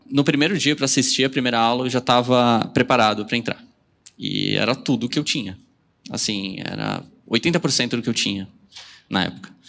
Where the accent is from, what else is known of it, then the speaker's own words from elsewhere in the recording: São Paulo, Brazil; A gente é de São Paulo.